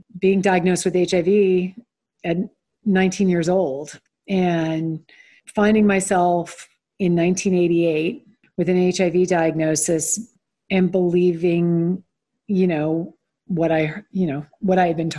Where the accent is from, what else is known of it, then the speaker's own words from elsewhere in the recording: Stone Mountain, Georgia, United States; I grew up predominantly in Stone Mountain, Georgia, which is a suburb of Atlanta